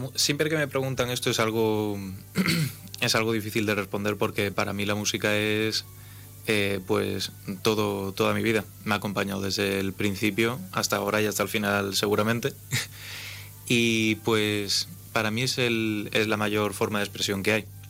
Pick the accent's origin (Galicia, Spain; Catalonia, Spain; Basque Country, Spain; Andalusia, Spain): Galicia, Spain; A Coruña; now in Ceuta, Spain; soy coruñés